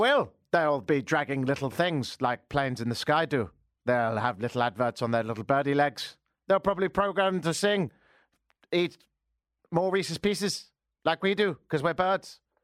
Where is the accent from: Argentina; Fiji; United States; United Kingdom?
United Kingdom; England; moved away; I am a global dude, hence the, uh, accent. I'm English